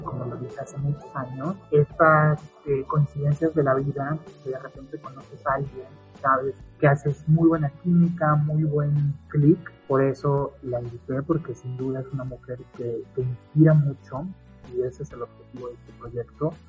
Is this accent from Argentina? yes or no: no; Puebla, Mexico; somos de Puebla, del estado, de la ciudad